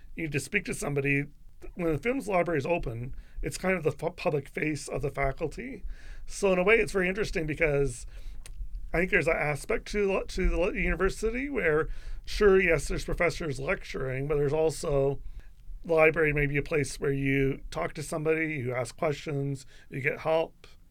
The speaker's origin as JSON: {"language": "English", "town": "London", "region": "Ontario", "country": "Canada", "said": "I'm from London, I'm a Western graduate"}